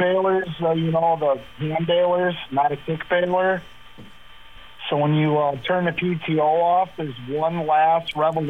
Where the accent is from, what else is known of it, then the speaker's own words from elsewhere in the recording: Yorkville, United States; where I grew up out in Yorksville